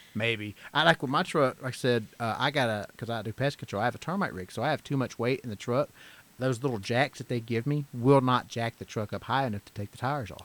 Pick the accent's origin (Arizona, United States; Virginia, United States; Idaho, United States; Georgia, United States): Georgia, United States; born and raised in Georgia